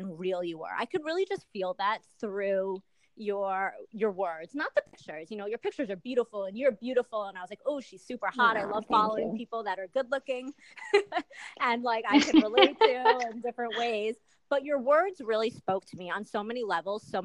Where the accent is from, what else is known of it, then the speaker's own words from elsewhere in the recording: New York, United States; I'm a New Yorker